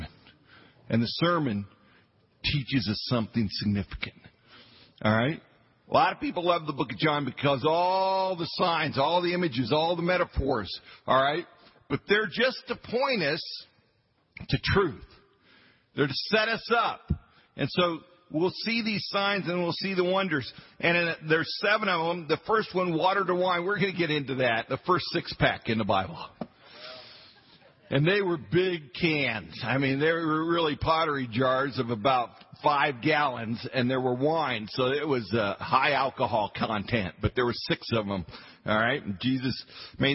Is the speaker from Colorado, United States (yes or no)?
yes; Western Colorado, United States; I was a hick from Western Colorado